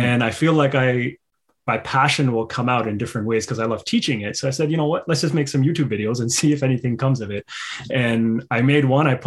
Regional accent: Pakistan; moved away; I'm originally from Pakistan

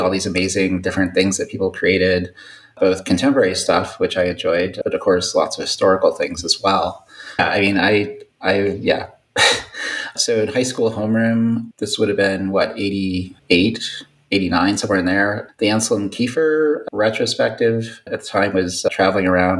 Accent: St. Louis, Missouri, United States; moved away as an adult; also born or lived in Chicago, Illinois / Indiana; now in Moscow, Idaho, United States; I'm a Midwesterner from St. Louis, grew up there

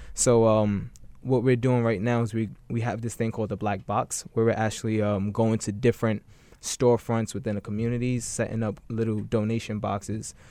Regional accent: New York City, New York, United States; I grew up in Bed-Stuy before it was quote unquote gentrified

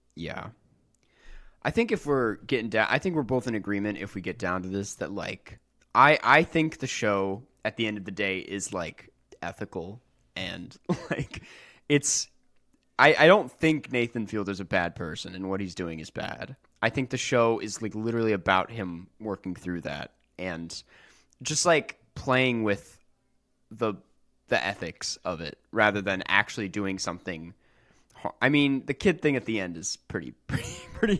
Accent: Minnesota, United States; I'm from Minnesota

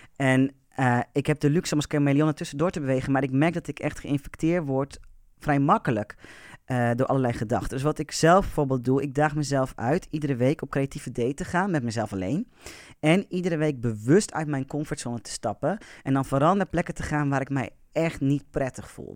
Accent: Amersfoort, Utrecht, Netherlands; Ik ben notabene geboren in Amersfoort.

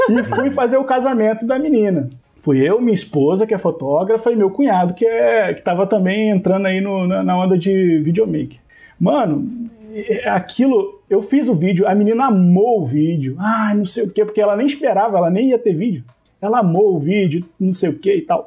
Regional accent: Rio de Janeiro, Brazil; Eu também sou do Rio

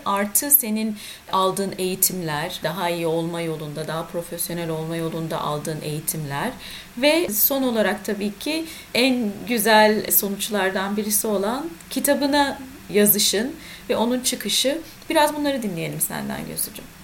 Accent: Ankara, Turkey; moved away; also born or lived in Istanbul; İkimiz de Ankaralıyız.

